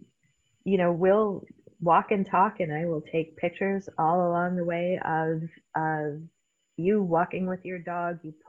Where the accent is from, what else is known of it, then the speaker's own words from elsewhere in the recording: Canada; accent: Canadian; moved away as an adult; also born or lived in Newfoundland; now in Spokane, United States; I come from Canada